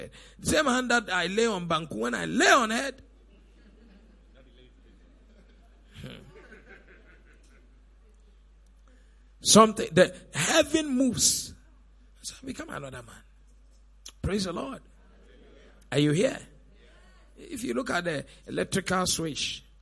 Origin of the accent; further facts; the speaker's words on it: Elmina, Central Region, Ghana; also born or lived in Cape Coast; I actually come from Elimina.